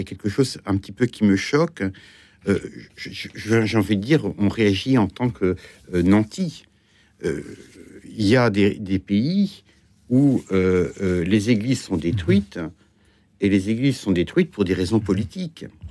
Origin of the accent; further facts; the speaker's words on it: Granville, Normandy, France; also born or lived in Brittany; now in Paris, France; je viens de Grandville